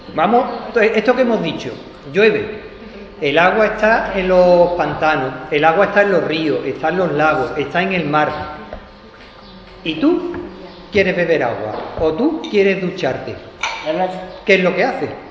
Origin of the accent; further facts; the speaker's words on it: Jerez de la Frontera, Andalusia, Spain; moved away as an adult; Yo nací aquí en Jerez. Lo que ocurre que, que me fui a estudiar fuera de Jerez